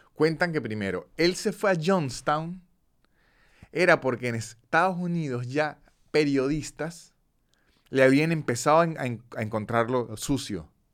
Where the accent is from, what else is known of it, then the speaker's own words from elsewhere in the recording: Cúcuta, Norte de Santander, Colombia; de niño, en Cúcuta, una ciudad hiper comercial de Colombia, frontera con Venezuela